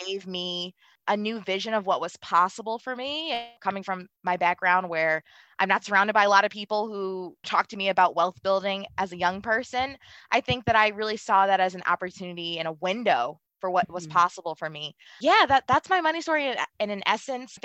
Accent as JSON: {"language": "English", "town": "Baltimore", "region": "Maryland", "country": "United States", "tie": "born or raised there", "said": "I really grew up in an environment. I'm from Baltimore City. You know, I grew up in a household full of love"}